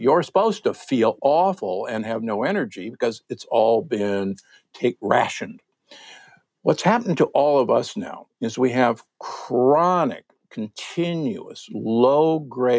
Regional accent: Omaha, Nebraska, United States; I'm from Omaha, Nebraska, the Corn Huskers

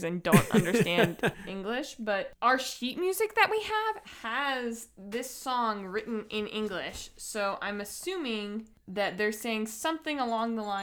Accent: Maryland, United States; We grew up in Maryland

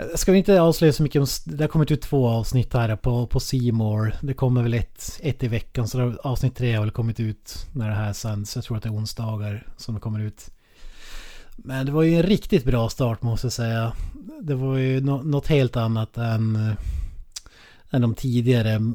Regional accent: Norrland, Sweden

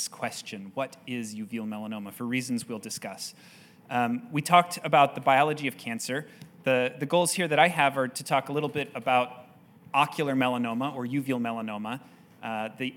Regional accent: Cleveland, Ohio, United States; I grew up mostly in Cleveland, Ohio, while my father was researching at the Cleveland Clinic in Ohio

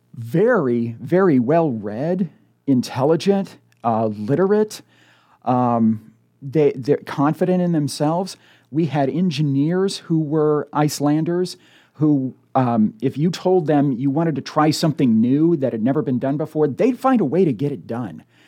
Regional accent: United States; moved away as an adult; now in Omaha, United States; growing up in the Quad Cities

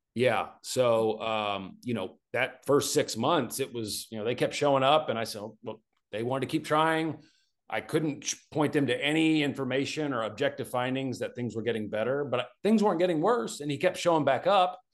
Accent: Arkansas, United States; moved away as an adult; also born or lived in Arizona; I grew up in Arkansas

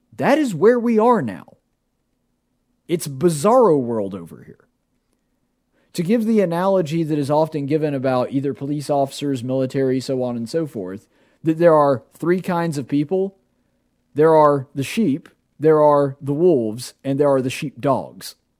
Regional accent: Alabama, United States; I'm from Alabama.

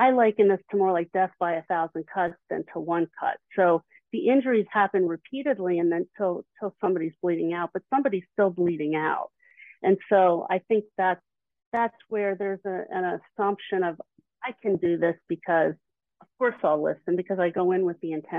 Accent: Philadelphia, Pennsylvania, United States; I'm from the Philly area.

